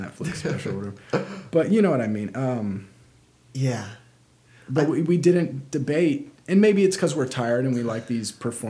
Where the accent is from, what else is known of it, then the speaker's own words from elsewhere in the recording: South Carolina, United States; I'm from South Carolina, and so when I go back around those people, I had folks in Alabama, my accent will start to come out